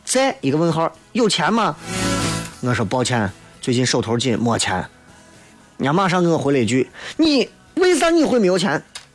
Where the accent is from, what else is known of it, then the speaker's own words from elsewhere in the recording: Shaanxi, China; 我作为一个陕西人